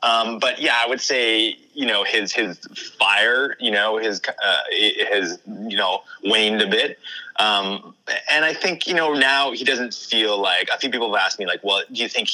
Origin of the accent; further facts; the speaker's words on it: Kelowna, British Columbia, Canada; I grew up in Kelowna